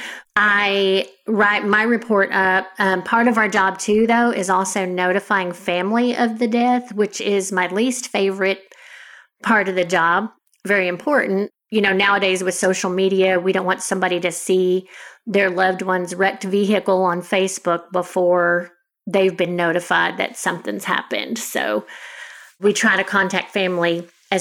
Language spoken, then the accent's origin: English; Denton, Texas, United States; also born or lived in Houston, Texas; I moved back to the area where I grew up in Denton, which is where I work now